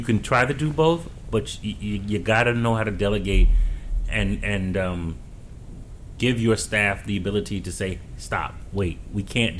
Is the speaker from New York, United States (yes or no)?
yes; New York City, New York, United States; As a New Yorker